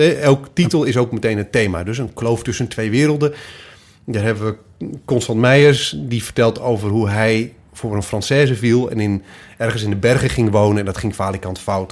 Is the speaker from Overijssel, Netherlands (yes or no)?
yes; Twente, Overijssel, Netherlands; also born or lived in Goor; now in Cologne, Germany; ik kom uit Twente. Of tenminste ben ik groot geworden.